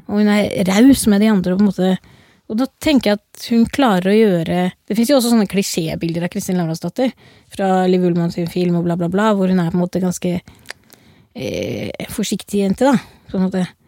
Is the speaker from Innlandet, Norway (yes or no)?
no; Oslo, Norway; accent: Oslo dialect (west Oslo); Jeg er jo liksom fra Oslo vest